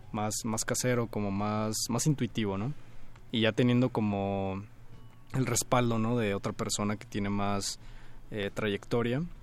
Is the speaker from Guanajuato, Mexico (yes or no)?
yes; León, Guanajuato, Mexico; now in Mexico City, Mexico; Yo soy de ahí de León